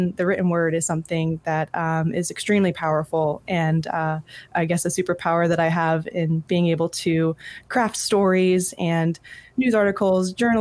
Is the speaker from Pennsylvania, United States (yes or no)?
yes; Jim Thorpe, Pennsylvania, United States; I grew up in Jim Thorpe, Pennsylvania, in a very, very tiny town, northeast